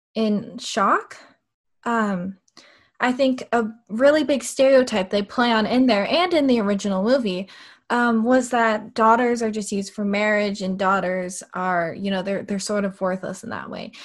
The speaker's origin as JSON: {"language": "English", "country": "United States", "tie": "born or raised there", "said": "my parents kind of, they knew that my brother and I were going to grow up in America and almost assimilate to American culture"}